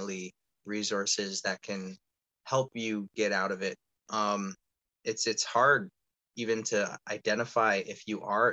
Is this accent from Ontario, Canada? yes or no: yes; Toronto, Ontario, Canada; being born and raised in Toronto